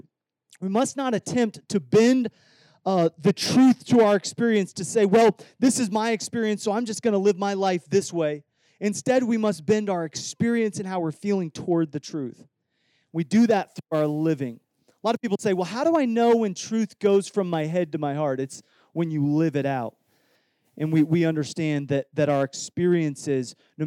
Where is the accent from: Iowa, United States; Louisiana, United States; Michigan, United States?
Iowa, United States; I grew up in Iowa